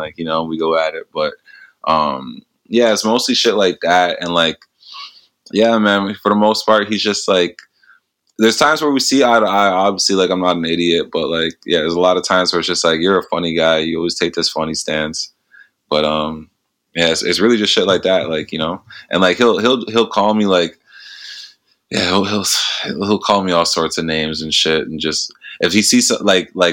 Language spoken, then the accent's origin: English; Canada; being Canadian